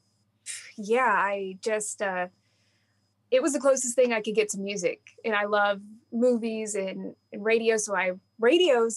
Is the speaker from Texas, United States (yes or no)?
yes; Dallas, Texas, United States; I grew up around Dallas, Texas